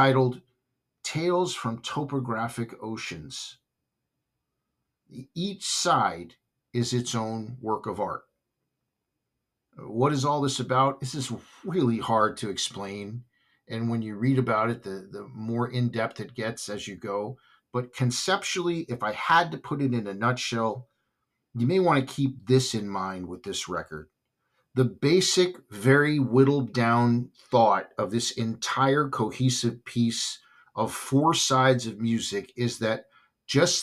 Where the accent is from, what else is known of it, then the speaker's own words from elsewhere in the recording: Southern California, United States; when I grew up in Southern California